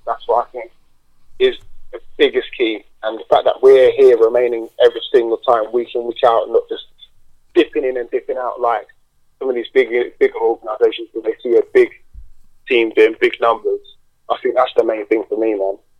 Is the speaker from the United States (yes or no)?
no; London, United Kingdom; I'm from London.